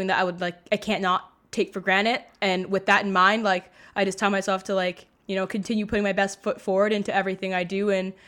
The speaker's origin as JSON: {"language": "English", "town": "Mississauga", "region": "Ontario", "country": "Canada", "tie": "born or raised there", "said": "I grew up in Mississauga, Ontario"}